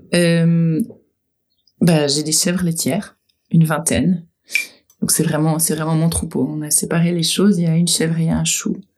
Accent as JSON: {"language": "French", "region": "Geneva", "country": "Switzerland", "tie": "born or raised there", "moved": "as an adult", "lives_now": "Palézieux, Switzerland", "said": "J'ai grandi à Genève"}